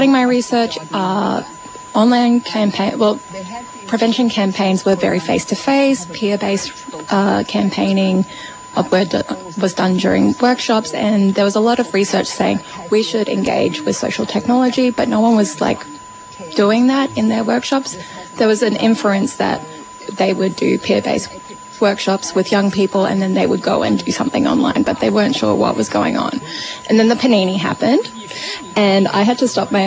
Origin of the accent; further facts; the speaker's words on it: Brisbane, Queensland, Australia; now in Melbourne, Australia; I grew up in Meenyan and I live here in Naam